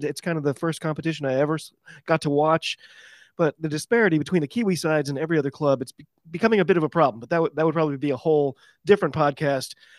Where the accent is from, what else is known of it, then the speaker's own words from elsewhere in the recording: United States; I'm an American rugby fan